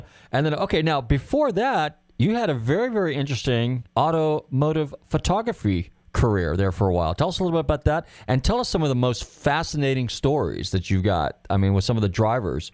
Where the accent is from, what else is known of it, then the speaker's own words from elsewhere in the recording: Northern California, United States; now in Florida, United States; I was actually raised out in California. So I'm from Northern California